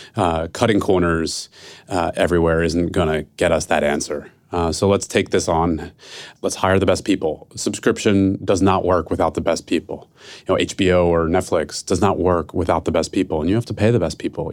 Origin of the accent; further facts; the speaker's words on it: Philadelphia, Pennsylvania, United States; now in San Francisco, United States; I'm from Philadelphia, who, and I live in San Francisco